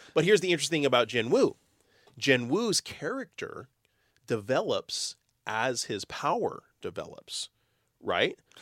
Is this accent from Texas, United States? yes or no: yes; Texas, United States; I'm from Texas.